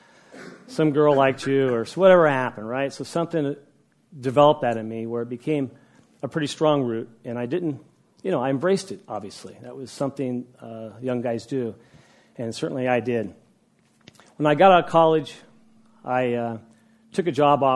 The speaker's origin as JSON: {"language": "English", "town": "Woodland", "region": "California", "country": "United States", "tie": "born or raised there", "also_born_or_lived": "Huntington Beach", "moved": "yes", "said": "I grew up in Woodland"}